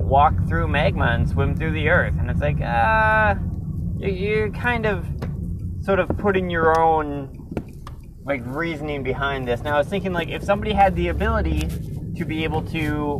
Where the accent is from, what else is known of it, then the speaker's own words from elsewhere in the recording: Minnesota, United States; me growing up in Minnesota